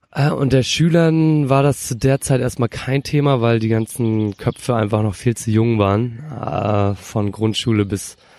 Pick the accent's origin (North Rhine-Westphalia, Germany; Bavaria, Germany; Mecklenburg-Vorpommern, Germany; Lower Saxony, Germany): Mecklenburg-Vorpommern, Germany; Rostock; ich komme eigentlich, wie du schon gesagt hast, aus Rostock und bin da auch geboren